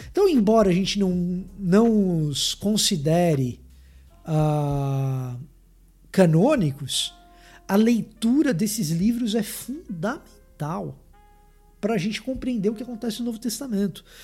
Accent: Salvador, Bahia, Brazil; tô falando para você que eu sou soteropolitano. Você pode não acreditar pelo meu sotaque, mas eu sou.

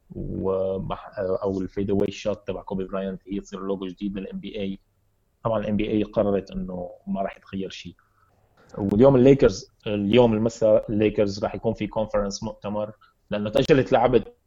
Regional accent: Syria; عندنا بسوريا

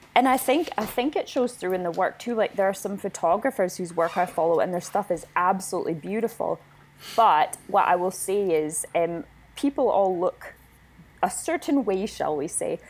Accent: Winnipeg, Manitoba, Canada; moved away as an adult; now in Scotland, United Kingdom; I am from Winnipeg, which is smack dab in the middle of Canada

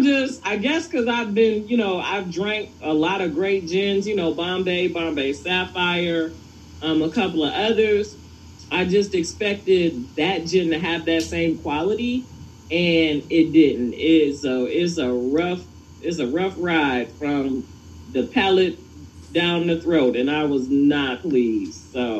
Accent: Detroit, Michigan, United States; that's my hometown.

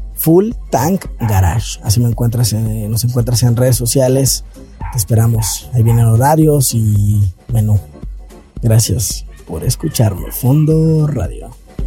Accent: Mexico; como mexicanos

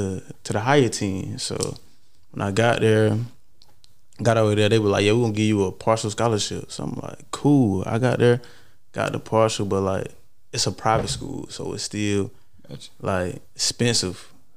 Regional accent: Los Angeles, California, United States; So I came from South Central

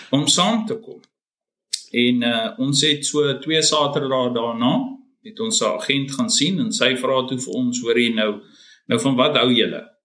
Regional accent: Nigel, Gauteng, South Africa; moved away as an adult; also born or lived in Belfast, Mpumalanga / Bronkhorstspruit; now in Australia; ek het maar groot geword mm -hmm. daar

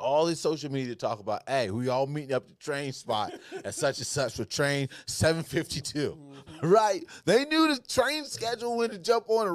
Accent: Ohio, United States; I'm from Ohio

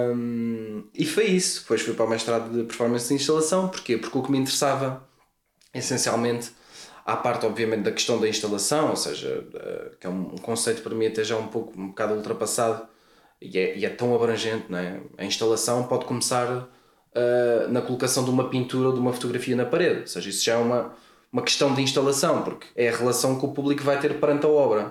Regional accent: Lisbon, Portugal; eu sou de Lisboa

